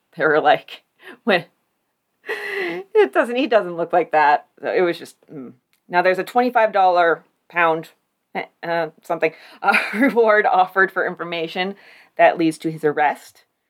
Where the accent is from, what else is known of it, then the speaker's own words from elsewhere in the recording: Warren, United States; I'm from Warren.